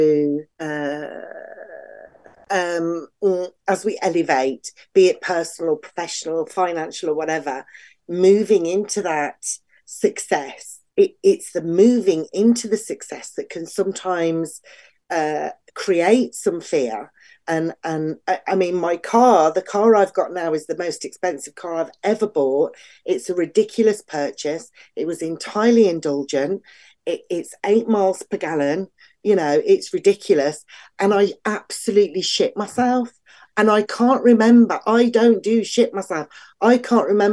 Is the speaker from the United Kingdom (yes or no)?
yes; England, United Kingdom; being English and female